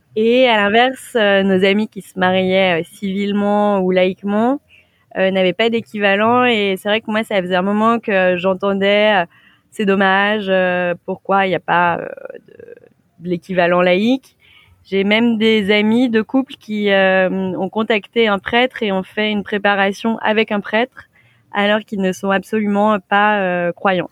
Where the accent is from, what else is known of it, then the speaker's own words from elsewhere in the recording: Saint-Étienne, Auvergne-Rhône-Alpes, France; moved away; also born or lived in Lyon; je viens de Saint-Étienne